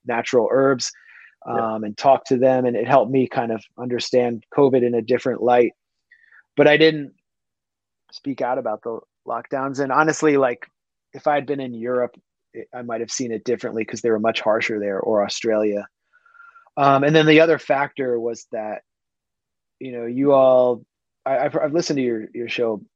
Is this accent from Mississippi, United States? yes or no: no; Washington, District of Columbia, United States; I grew up in Washington, D.C. in the 80s and 90s